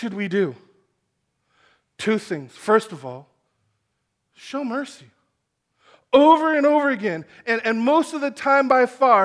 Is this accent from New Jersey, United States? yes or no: no; Chula Vista, California, United States; I grew up in Chula Vista, West Chula Vista. That's my hometown